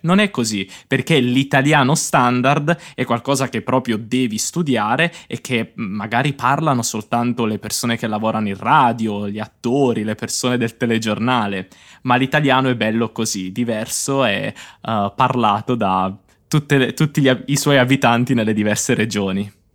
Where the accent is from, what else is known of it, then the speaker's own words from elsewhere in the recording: Apulia, Italy; Io sono pugliese, non parlo il dialetto della mia città, ma lo capisco